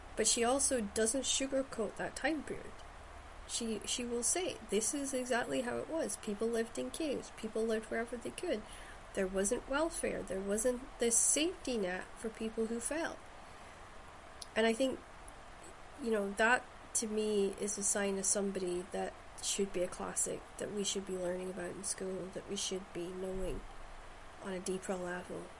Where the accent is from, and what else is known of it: Shetland, Scotland, United Kingdom; born or raised there